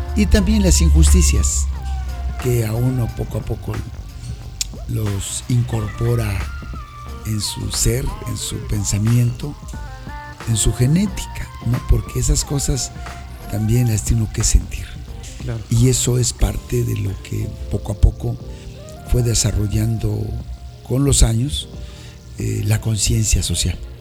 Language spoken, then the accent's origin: Spanish; Sierra Juárez, Villa Alta district, Oaxaca, Mexico; also born or lived in Mexico City; yo soy de una de un municipio que se llama taza aquí en la sierra norte de nuestro estado, del distrito de Villalta, aquí en la Sierra Juárez.